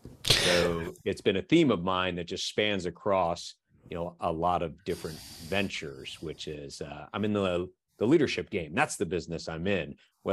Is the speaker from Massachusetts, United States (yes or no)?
no; Washington, District of Columbia, United States; I grew up in the Washington, D.C. area just by happenstance of a NVA bullet in 1970.